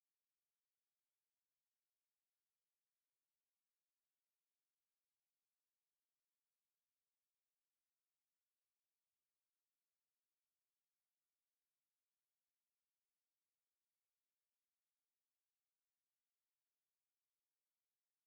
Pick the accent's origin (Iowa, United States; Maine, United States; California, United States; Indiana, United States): California, United States; Southern; I grew up in Southern California